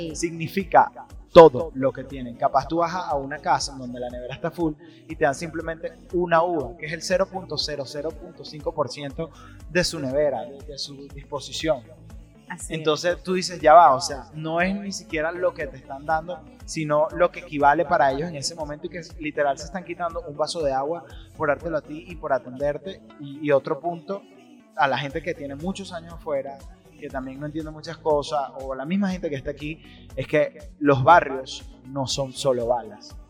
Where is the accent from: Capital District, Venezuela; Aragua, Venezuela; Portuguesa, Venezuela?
Aragua, Venezuela; Maracay; also born or lived in Caracas; yo crecí aquí en Maracay, yo estaba viviendo en Caracas, luego me tuve que venir de Caracas